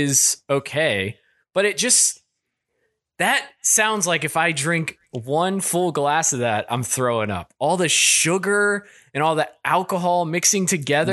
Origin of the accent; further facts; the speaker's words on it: Kentucky, United States; I'm from Kentucky.